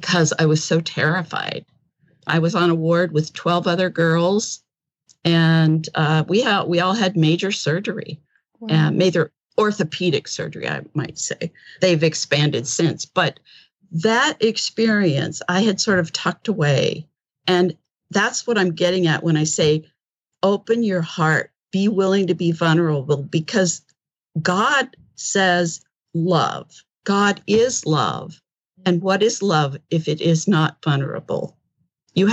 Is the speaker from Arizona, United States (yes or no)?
yes; Yuma, Arizona, United States; I'm from Yuma, Arizona